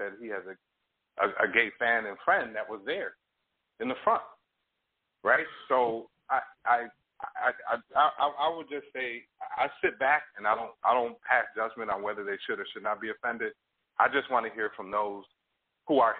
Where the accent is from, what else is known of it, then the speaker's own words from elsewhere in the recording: New York, United States; I grew up in New York